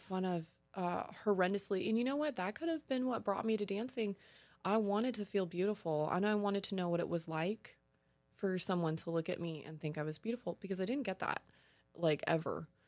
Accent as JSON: {"language": "English", "region": "California", "country": "United States", "tie": "born or raised there", "said": "growing up in California, I was surrounded by beautiful tan blonde girls"}